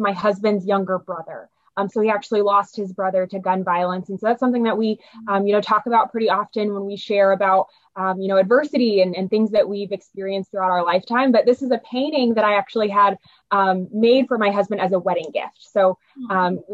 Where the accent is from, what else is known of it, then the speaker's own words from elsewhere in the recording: Indianapolis, Indiana, United States; moved away as an adult; now in Bloomington, United States; So I am actually from Indianapolis, born and raised in Indianapolis, Eagle Creek area, northwest side.